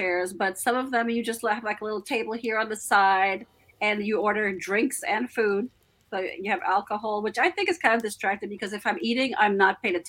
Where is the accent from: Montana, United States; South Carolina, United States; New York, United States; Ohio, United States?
New York, United States; Bronx; When I grew up in the Bronx, in the 80s. So you had the rap culture coming up.